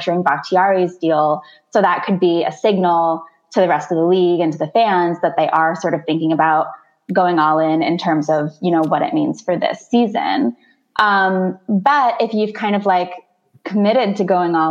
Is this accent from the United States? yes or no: yes; New England, United States; I grew up in New England